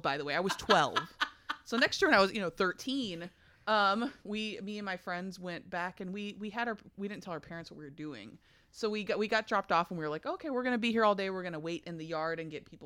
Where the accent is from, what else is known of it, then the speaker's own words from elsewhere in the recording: Kentucky, United States; I'm from Kentucky